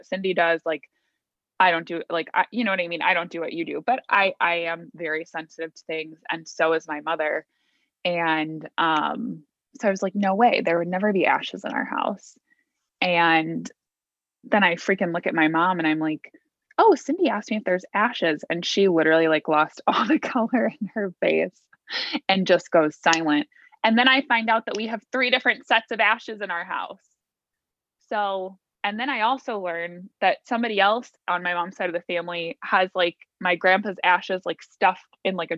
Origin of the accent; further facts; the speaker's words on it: Naperville, Illinois, United States; I grew up in near Naperville